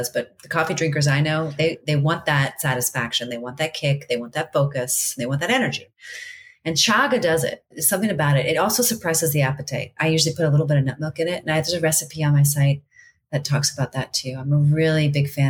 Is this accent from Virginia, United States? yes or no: yes; D.C., Virginia, United States; also born or lived in Maryland; I grew up in Virginia outside of Washington, D.C.